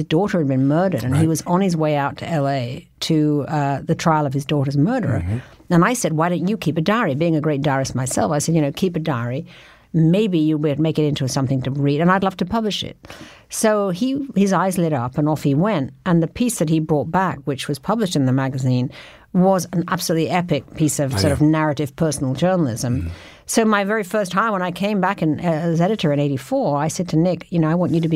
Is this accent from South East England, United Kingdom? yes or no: no; London, United Kingdom; moved away as an adult; I was from London